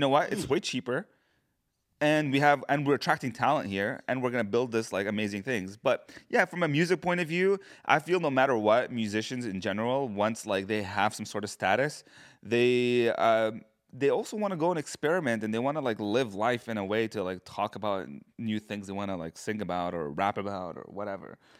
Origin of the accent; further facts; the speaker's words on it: Edmonton, Alberta, Canada; we're from Edmonton